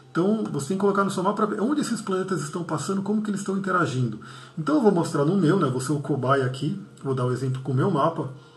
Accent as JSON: {"language": "Portuguese", "country": "Brazil", "tie": "born or raised there", "said": "minha origem de nascimento, eu nasci no Brasil, mas sou descendente de libaneses"}